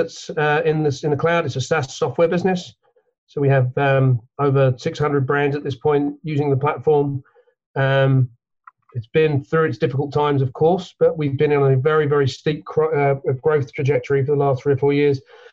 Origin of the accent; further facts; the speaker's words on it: London, United Kingdom; now in Connecticut, United States; I grew up in London, England. You probably picked that up from the accent